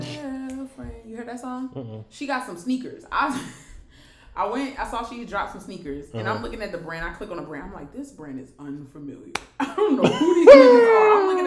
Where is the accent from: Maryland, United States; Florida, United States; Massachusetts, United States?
Maryland, United States; Baltimore; growing up in Baltimore